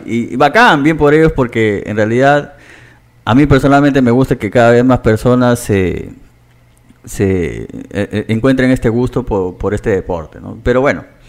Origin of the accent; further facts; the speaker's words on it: Iquitos, Loreto, Peru; moved away as an adult; also born or lived in Trujillo / Chiclayo / Chimbote / Huaraz; now in Lima, Peru; nací y crecí eh, en Iquitos